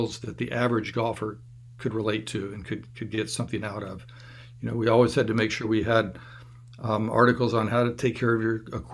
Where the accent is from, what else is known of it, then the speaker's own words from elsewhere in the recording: Tallahassee, Florida, United States; growing up in Tallahassee